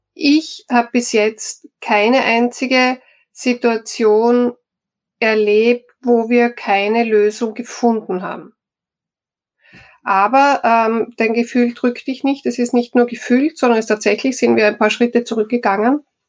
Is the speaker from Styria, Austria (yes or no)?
yes; Styria, Austria; moved away; also born or lived in Vienna; Ich komme aus der Steiermark.